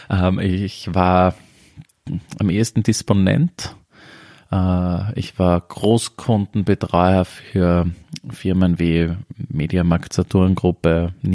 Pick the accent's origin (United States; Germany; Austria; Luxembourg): Austria; Upper Austria; moved away as an adult; now in Vienna, Austria; Oberösterreich, wo ich aufgewachsen bin